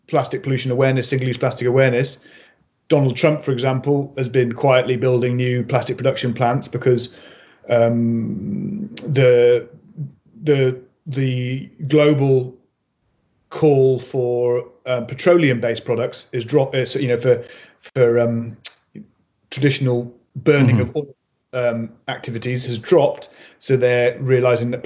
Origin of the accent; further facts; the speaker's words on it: Mid Wales, United Kingdom; also born or lived in Birmingham; I grew up on a small holding on the side of a hill in Wales, where, you know, we didn't we moved from Birmingham when I was four